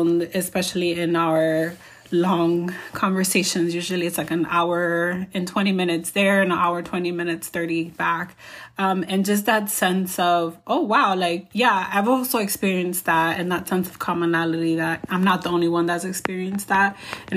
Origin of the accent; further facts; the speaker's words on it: New York City, New York, United States; moved away; we grew up together when we lived in New York City